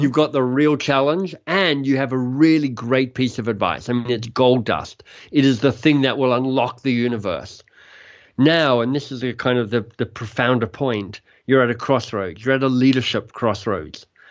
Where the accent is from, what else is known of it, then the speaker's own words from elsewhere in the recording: Australia; moved away as an adult; also born or lived in Oxford, United Kingdom / London, United Kingdom / Boston, United States; now in Toronto, Canada; I'm Australian, left Australia, was a Rhodes Scholar, ended up at Oxford